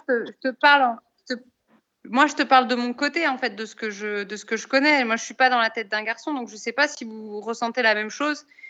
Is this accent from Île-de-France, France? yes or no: yes; Saint-Germain-en-Laye, Île-de-France, France; J'ai grandi à Saint-Germain-en-Laye